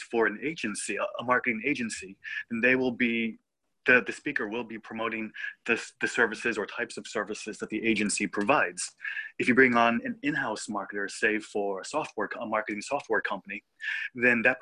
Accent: United States; also born or lived in Israel; now in Tel Aviv, Israel; I was born and raised in America

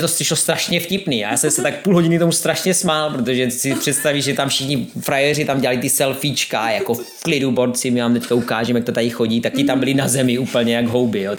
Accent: Czechia; Já jsem ze Severní Moravy

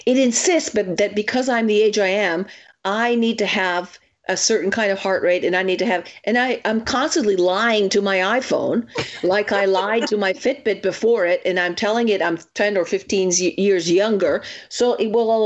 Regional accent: Italy; moved away; growing up in Italy

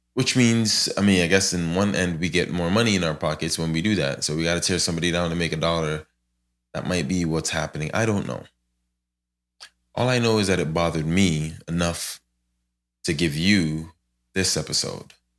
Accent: Ghana; moved away; I'm from Ghana

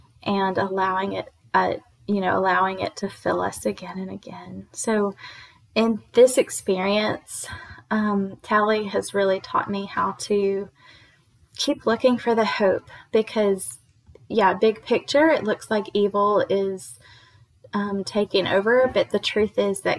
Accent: United States; born there; English is a second language; So I grew up like, even though I was born here in America, I didn't speak English until I was like 4 or something

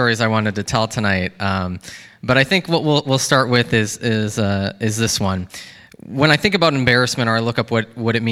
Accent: Baraboo, Wisconsin, United States; I grew up here in Wisconsin, in Baraboo, and at Baraboo Elementary School

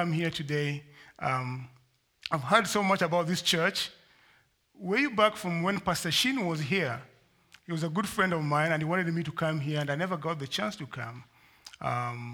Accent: Kenya; moved away as an adult; I'm from Kenya originally. I've been here for a number of years. I came to school.

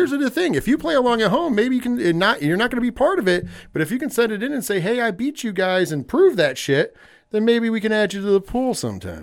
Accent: New York, United States; as a New Yorker

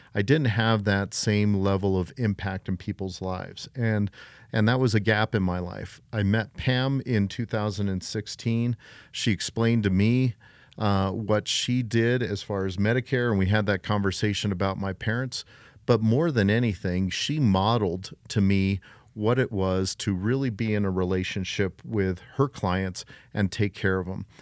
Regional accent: Colorado Springs, Colorado, United States; I was born and raised here in beautiful Colorado Springs, Colorado

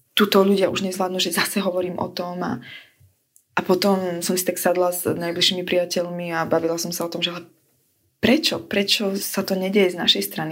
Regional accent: Slovakia; moved away; som zo Slovenska

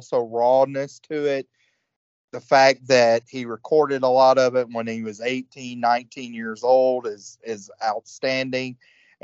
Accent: Georgia, United States; I grew up in Georgia

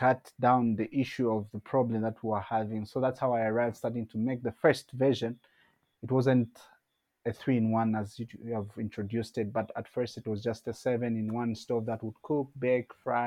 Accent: Zambia; also born or lived in Petauke District, Eastern Province, Zambia; I was born in Zambia, specifically in 1997 in February. Grew up having had life experiences, starting from a village setup, also coming to the urban setup.

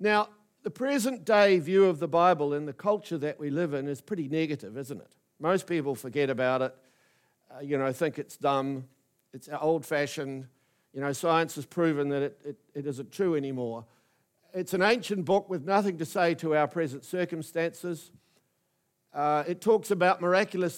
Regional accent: New Plymouth, Taranaki, New Zealand; moved away as an adult; also born or lived in Wellington; I was fresh from New Plymouth Boys High School

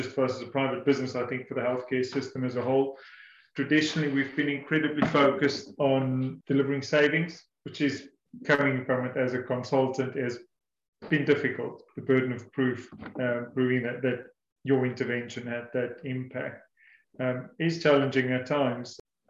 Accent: South Africa; now in England, United Kingdom; I said earlier that I came from South Africa about 8 years ago

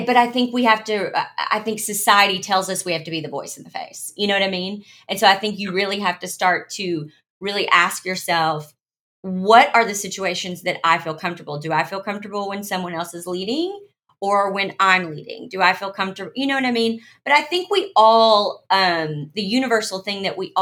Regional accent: Arkansas, United States; I was born in Arkansas.

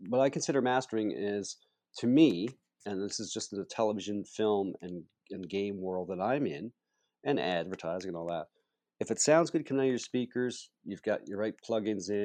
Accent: Charlottetown, Prince Edward Island, Canada; there's a big project downtown to restore the birthplace of Canada, where Canada was signed as a country here in my hometown here and where I live

